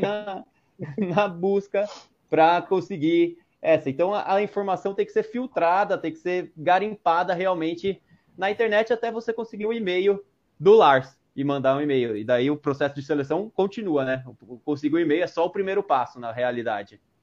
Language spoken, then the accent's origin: Portuguese; Jundiaí, São Paulo, Brazil; Eu sou de Jundiaí, São Paulo